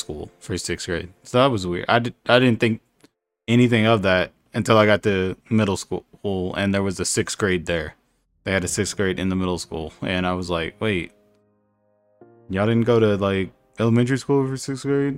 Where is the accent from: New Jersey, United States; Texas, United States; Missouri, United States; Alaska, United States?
Texas, United States; Mesquite; We grew up in right outside of Dallas, Texas, Mesquite, Texas.